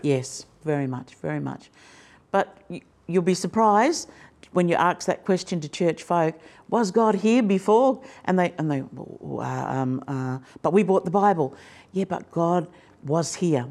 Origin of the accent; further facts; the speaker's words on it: Fingal Head, New South Wales, Australia; just over the river is a place called Fingal Head. That's where I grew up